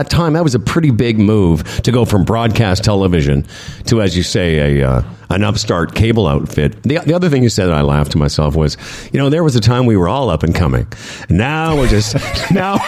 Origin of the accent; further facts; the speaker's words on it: Moose Jaw, Saskatchewan, Canada; moved away; also born or lived in Calgary; I grew up in Moose Jaw